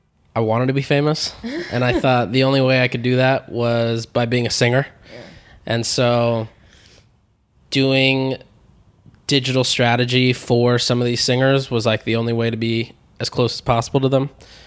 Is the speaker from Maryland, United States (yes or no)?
no; San Diego, California, United States; So I grew up in San Diego.